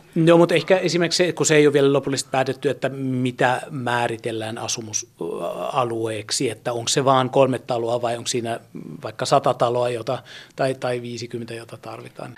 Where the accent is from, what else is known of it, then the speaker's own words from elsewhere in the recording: Germany; moved away; Itse olen lapsuuteni asunut Saksassa